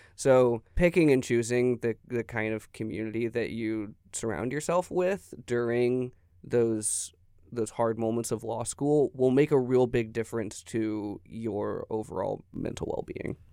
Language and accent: English; Tyler, Texas, United States; moved away as an adult; also born or lived in Denver, Colorado; I'm from Tyler, Texas.